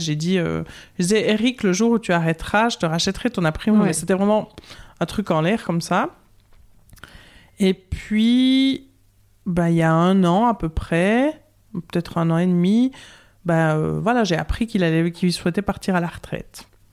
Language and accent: French; Courtelary, Bern, Switzerland; accent: Bernese Jura; moved away as an adult; also born or lived in Lausanne, Vaud; now in Vaud, Switzerland; je viens euh, du Jura bernois, j'ai un petit accent du Jura bernois, je viens de Courtelary, l'endroit où on met les noisettes en quinconce dans le ragusa, où j'ai vécu jusqu'à 19 ans